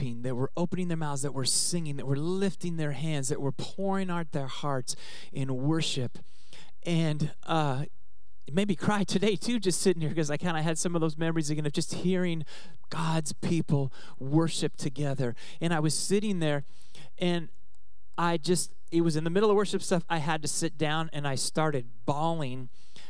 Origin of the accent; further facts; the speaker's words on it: Oregon, United States; moved away; also born or lived in Southern California; I grew up in Oregon